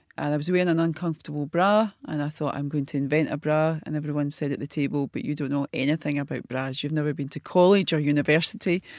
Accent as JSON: {"language": "English", "town": "Glasgow", "region": "Scotland", "country": "United Kingdom", "tie": "born or raised there", "said": "a wee girl from the East End of Glasgow, life school at fifteen"}